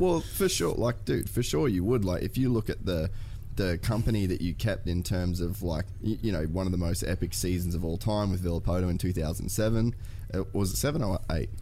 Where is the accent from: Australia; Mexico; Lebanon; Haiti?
Australia; I'm an Aussie kid